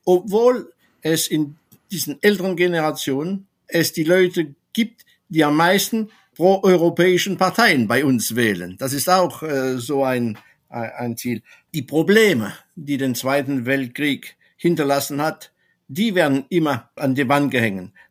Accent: France; German is a second language; bei uns in Frankreich

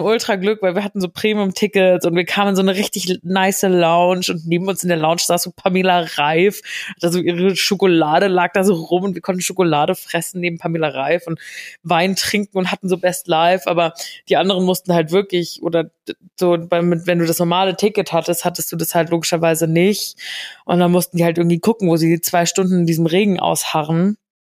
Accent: Giessen, Hesse, Germany; moved away; bei uns in Gießen

